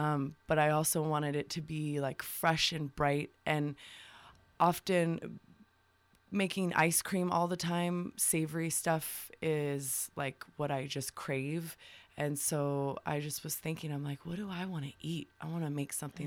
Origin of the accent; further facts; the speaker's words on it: Tucson, Arizona, United States; also born or lived in Bisbee, Arizona; raised in Tucson.